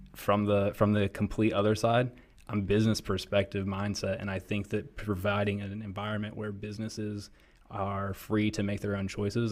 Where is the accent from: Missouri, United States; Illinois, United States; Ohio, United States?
Ohio, United States; Columbus; moved away as an adult; I'm from Columbus, Ohio. I'm thirty-three, so I lived there for thirty-one years